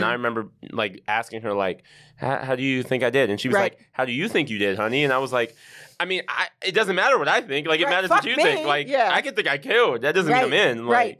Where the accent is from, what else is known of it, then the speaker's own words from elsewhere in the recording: Brooklyn, New York, United States; Grew up upstate Brooklyn.